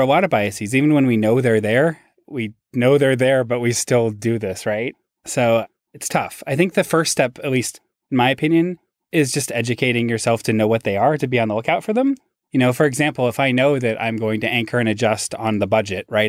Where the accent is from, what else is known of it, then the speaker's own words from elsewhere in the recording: Seattle, Washington, United States; moved away as an adult; also born or lived in Massachusetts; my hometown in Seattle